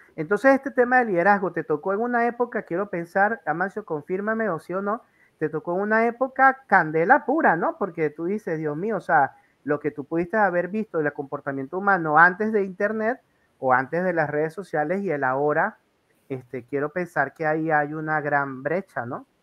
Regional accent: La Guaira, Venezuela; moved away as an adult; also born or lived in Maracaibo / Valera; yo soy de La Guaira, costeño, claro. litoral central

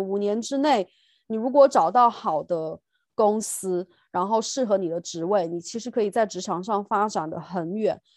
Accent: China; moved away as an adult; now in United Kingdom; 就像我们中国人，然 后在英国教

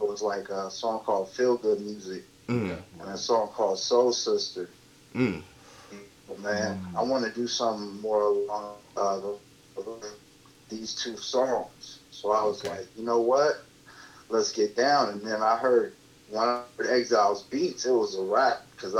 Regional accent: Los Angeles, California, United States; I'm from South Central

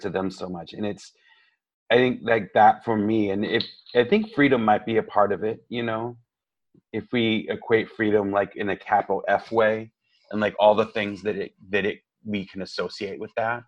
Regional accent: Tejano, Texas, United States; I identify as Tejano as well

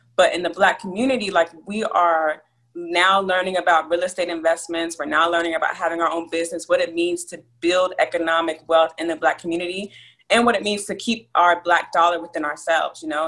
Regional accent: Abilene, Texas, United States; also born or lived in New Jersey; I was born in a small town called Abilene, Texas. And I lived between Texas and New Jersey growing up, so you know I associate myself with both states

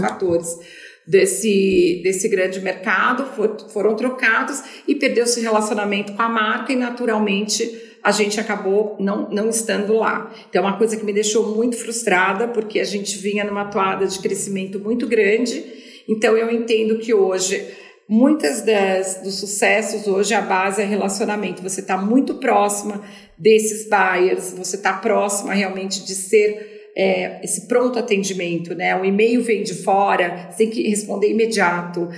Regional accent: Brazil; moved away as an adult; also born or lived in São Paulo; Eu saí do Brasil, mas o Brasil não saiu de mim.

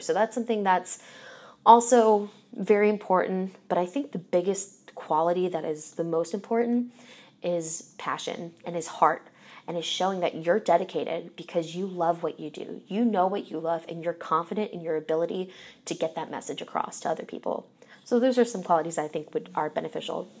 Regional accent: Philadelphia, Pennsylvania, United States; moved away as an adult; now in Indianapolis, United States; so I'm originally from Philadelphia, And probably from when I was four until high school

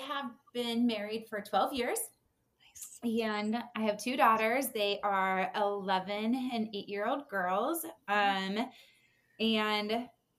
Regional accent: Sunbury, Ohio, United States; We live in Sunbury, which is my hometown.

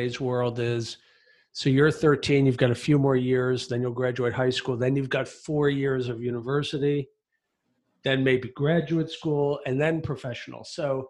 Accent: United States; now in Athens, Greece; I'm an American

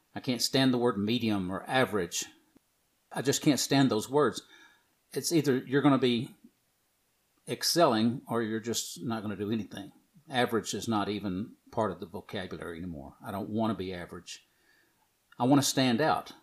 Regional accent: the South, United States; I'm from the South

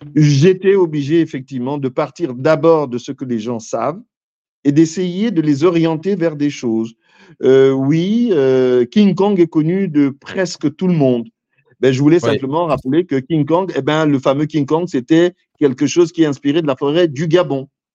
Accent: Pointe-Noire, Republic of the Congo; je suis de Pointe-Noire, je suis Vili

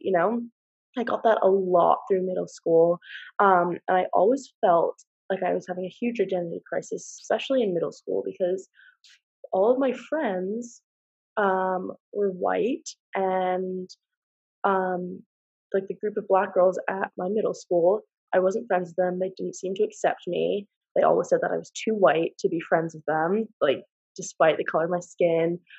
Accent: United States; moved away as an adult; now in Exeter, United Kingdom; I am from America, so I'm an international student

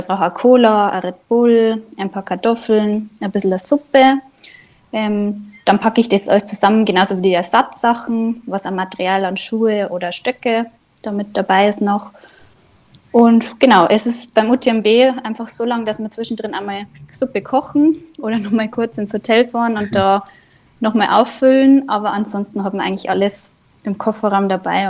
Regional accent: Inzell, Bavaria, Germany; now in Ruhpolding, Germany; Ich bin ursprünglich aus dem Nachbardorf, aus Inzell

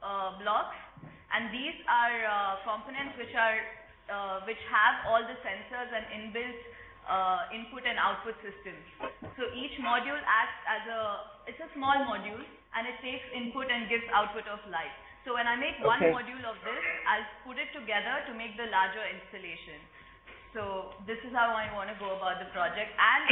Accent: India; English is a second language; now in Barcelona, Spain; I'm from India. And I was doing fab textile fabacademy workshop last week.

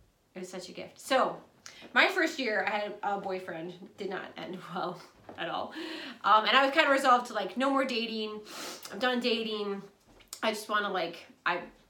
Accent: Saint Paul, Minnesota, United States; I grew up here in St. Paul, Minnesota, fourth of five kids

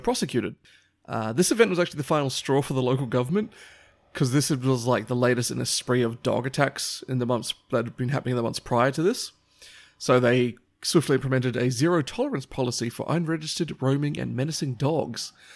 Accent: Papua New Guinea; moved away; growing up in Papua New Guinea

